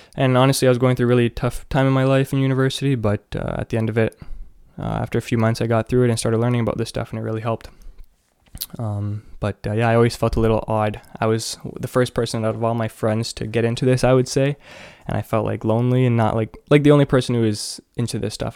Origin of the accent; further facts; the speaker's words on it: Canada; I'm from Canada